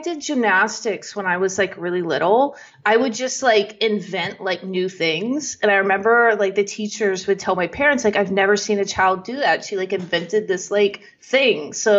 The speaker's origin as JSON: {"language": "English", "region": "Texas", "country": "United States", "tie": "born or raised there", "said": "Yeah. I live like probably the first, I don't want to say first half, but yeah, until my 20s, I was in Texas."}